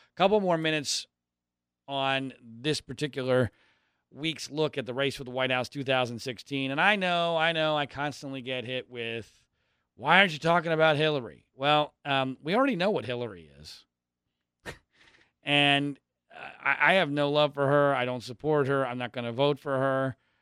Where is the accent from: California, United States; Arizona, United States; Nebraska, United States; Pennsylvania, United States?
Pennsylvania, United States; Philadelphia; I grew up in Philadelphia.